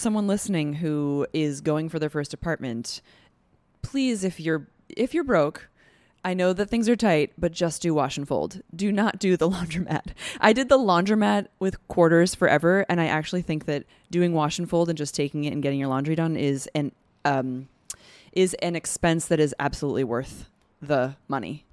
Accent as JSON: {"language": "English", "area": "Adirondacks", "region": "upstate New York", "country": "United States", "moved": "as an adult", "lives_now": "New York City, United States", "said": "from upstate Adirondacks region."}